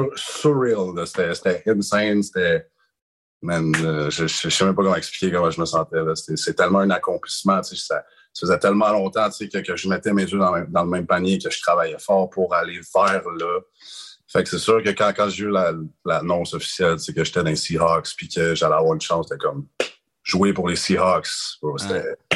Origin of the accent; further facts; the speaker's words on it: Quebec, Canada; je suis un petit Québécois